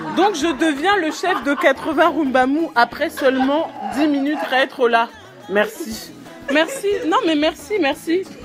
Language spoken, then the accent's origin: French; France; J'ai 22 ans, j'ai grandi en France, mais toute ma famille est originaire du Congo-Brazzaville